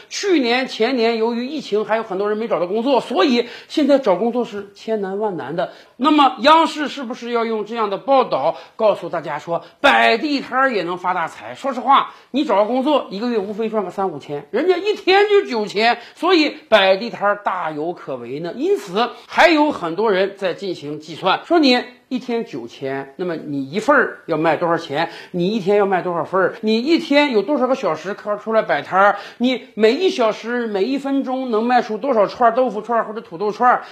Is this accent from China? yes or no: yes; China; 我们中国人